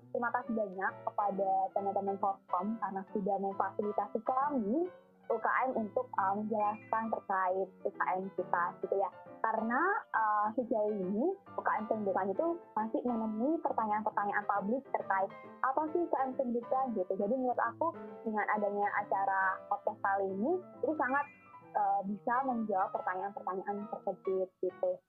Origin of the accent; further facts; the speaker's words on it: Surabaya, East Java, Indonesia; Oke, aku uh, asal Surabaya.